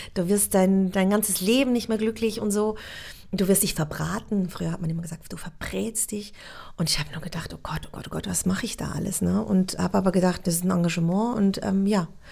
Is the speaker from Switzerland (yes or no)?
yes; Switzerland; accent: Swiss; moved away as an adult; also born or lived in Munich / Berlin; dass ich Schweizerin bin und mein Akzent so unglaublich stark wäre